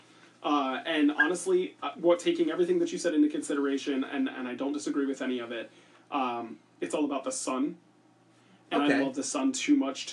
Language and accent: English; United States; I grew up in America watching football with a football-loving family